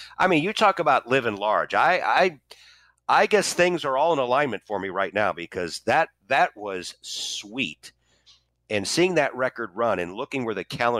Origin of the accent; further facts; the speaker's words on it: St. Louis, Missouri, United States; also born or lived in Wichita, Kansas; my hometown of St. Louis came calling in 1989, and I came home